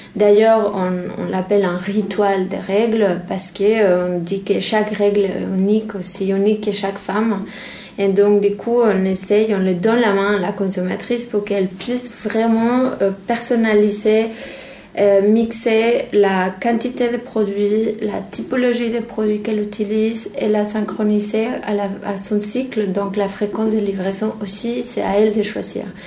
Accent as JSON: {"language": "French", "country": "Mexico", "moved": "yes", "said": "chez moi au Mexique"}